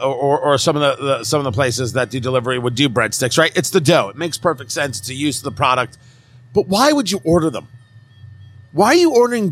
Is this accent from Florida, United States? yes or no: no; Middletown, New Jersey, United States; growing up in Jersey, you knew how to get from one place to another based on where the diner was.